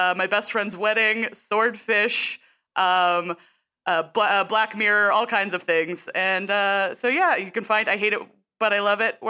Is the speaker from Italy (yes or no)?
no; Canada; because I'm Canadian